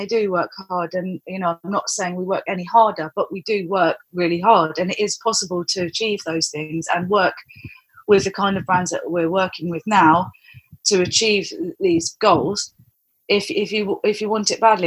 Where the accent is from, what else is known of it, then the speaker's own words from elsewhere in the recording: London, United Kingdom; also born or lived in Cornwall; now in Isle of Wight, United Kingdom; I'm from London originally